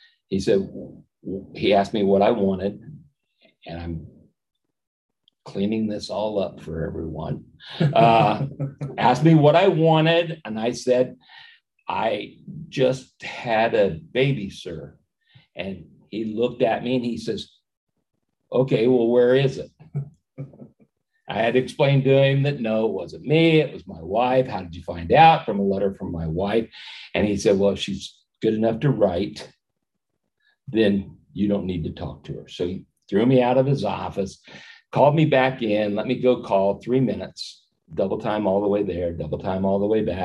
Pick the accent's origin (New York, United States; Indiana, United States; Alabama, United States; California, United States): Indiana, United States; Miami County; also born or lived in Peru, Indiana / Chili, Indiana / Denver, Indiana; now in Warsaw, United States; first time out of the state of Indiana